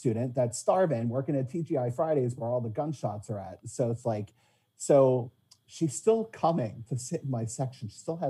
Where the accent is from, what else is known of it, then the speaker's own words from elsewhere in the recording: Philadelphia, Pennsylvania, United States; I grew up in the Northeast